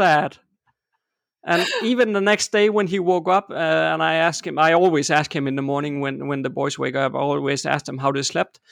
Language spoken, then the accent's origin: English; Denmark; I'm born and raised in Denmark